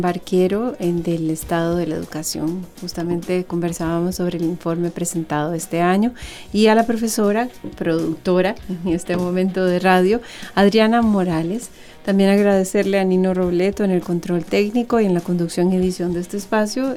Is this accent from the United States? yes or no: no; Costa Rica; para nosotros como costarricenses